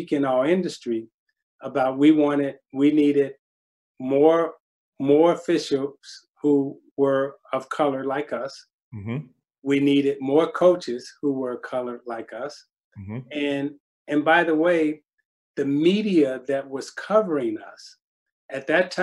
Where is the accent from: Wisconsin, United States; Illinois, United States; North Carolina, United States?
Illinois, United States; Chicago; I'm from Chicago and I'm from the West Side